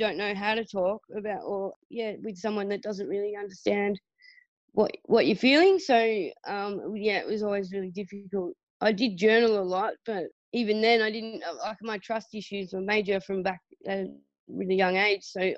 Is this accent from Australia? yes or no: yes; Burnie, Tasmania, Australia; I grew up in Tassie on the northwest coast in a town called Burnie